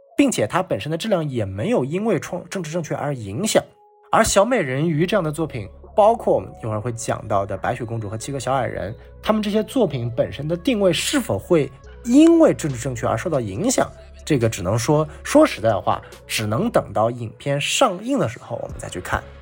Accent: China; 我们中国人

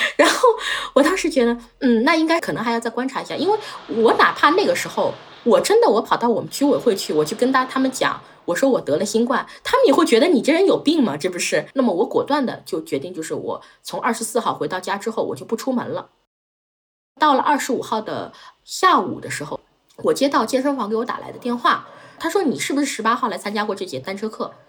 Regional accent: Shanghai, China; 我是一个土生土长的上海人

